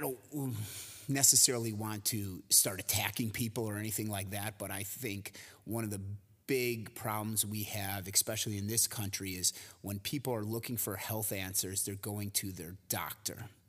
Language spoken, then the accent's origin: English; Cary, Illinois, United States; I was born uh, in a suburb right outside of Chicago called Cary, Illinois